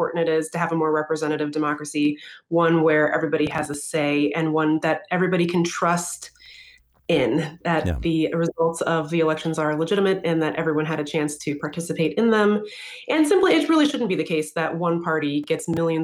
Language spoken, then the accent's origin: English; Washington, United States; when I was growing up in Washington, solid blue state